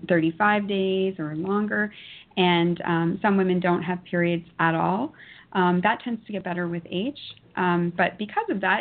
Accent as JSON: {"language": "English", "town": "Toronto", "region": "Ontario", "country": "Canada", "tie": "born or raised there", "said": "born and raised in Toronto."}